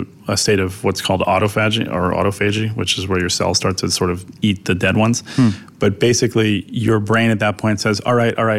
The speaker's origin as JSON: {"language": "English", "town": "New York City", "region": "New York", "country": "United States", "tie": "born or raised there", "also_born_or_lived": "Dumbo, Brooklyn", "said": "I grew up in Manhattan my whole life. I was in Soho"}